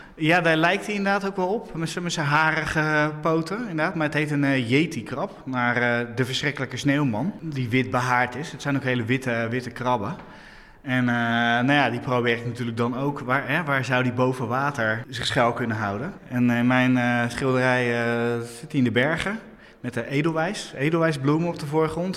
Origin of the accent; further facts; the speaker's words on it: Hoeksche Waard, South Holland, Netherlands; Ik ben eh, opgegroeid in de Hoekse Waard